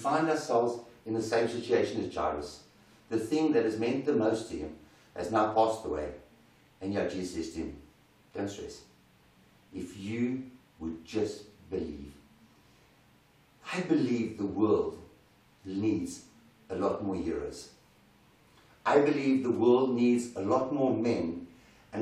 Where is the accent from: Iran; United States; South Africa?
South Africa; As South African men